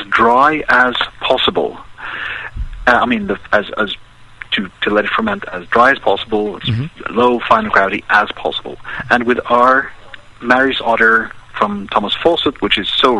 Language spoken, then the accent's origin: English; Norway